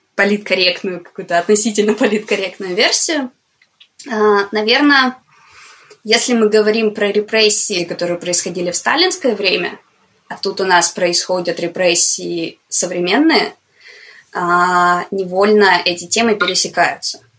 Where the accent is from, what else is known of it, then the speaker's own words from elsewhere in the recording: Komsomolsk-on-Amur, Khabarovsk Krai, Russia; когда я была уже там типа в средней школе